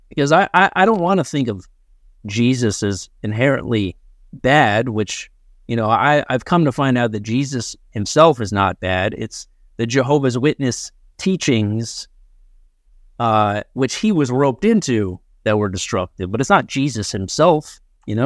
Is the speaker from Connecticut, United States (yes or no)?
yes; Ridgefield, Connecticut, United States; I grew up in Ridgefield, Connecticut